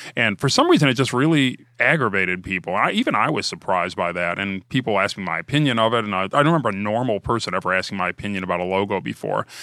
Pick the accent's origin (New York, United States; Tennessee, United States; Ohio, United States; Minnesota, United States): Ohio, United States; I'm from Ohio